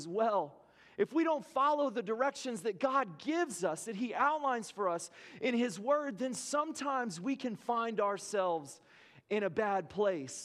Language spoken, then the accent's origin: English; Lubbock, Texas, United States; I grew up in Lubbock, Texas